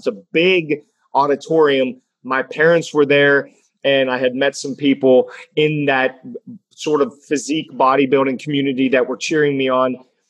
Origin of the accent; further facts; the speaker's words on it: Pittsburgh, Pennsylvania, United States; I am from Pittsburgh, Pennsylvania. I live just outside of downtown in an apartment building.